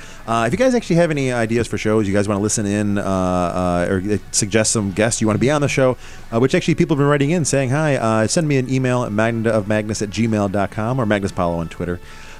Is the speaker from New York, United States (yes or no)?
yes; New York, United States; I'm from New York.